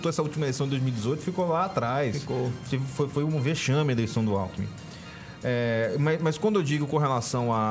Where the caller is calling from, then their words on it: Aragarças, Goiás, Brazil; Boa noite para todos aí, eu sou de Aragaço